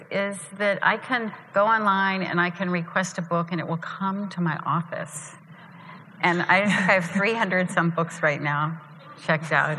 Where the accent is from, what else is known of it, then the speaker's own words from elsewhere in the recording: Columbus, Ohio, United States; moved away as an adult; in Columbus, Ohio, even though when I was in high school I said, you know, I'm leaving